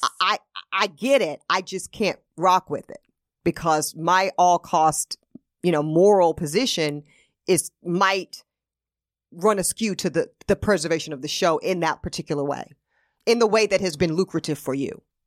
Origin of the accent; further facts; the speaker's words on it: the South, United States; now in New York, United States; I'm also still from the South